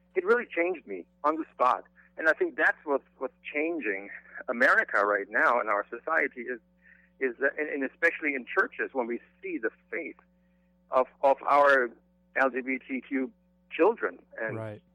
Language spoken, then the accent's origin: English; Germany; moved away; I grew up in Germany